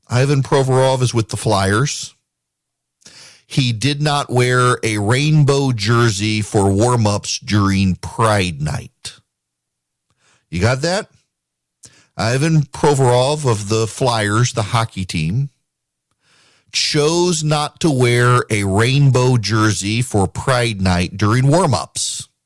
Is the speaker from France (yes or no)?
no; Dubai, United Arab Emirates; I grew up in the Middle East. I can assure you uh, in Dubai growing up, uh, you were expected to be on time